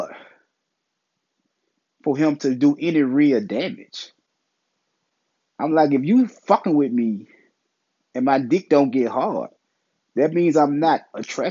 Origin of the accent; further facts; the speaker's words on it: Memphis, Tennessee, United States; I'm from Memphis. I'm in the South. I'm in Memphis